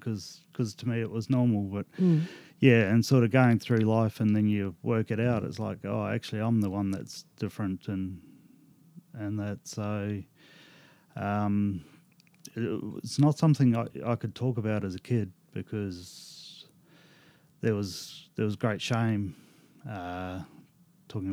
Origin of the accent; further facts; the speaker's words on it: New Zealand; I was born in New Zealand in the 70s